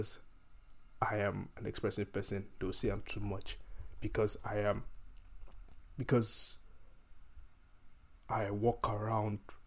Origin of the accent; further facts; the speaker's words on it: Nigeria; moved away as an adult; growing up, I grew up in Nigeria